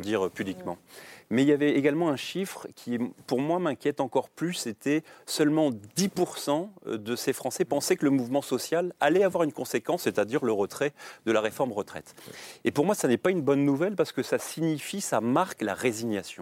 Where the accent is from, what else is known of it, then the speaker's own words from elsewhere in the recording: Rennes, Brittany, France; je suis breton, je suis rennais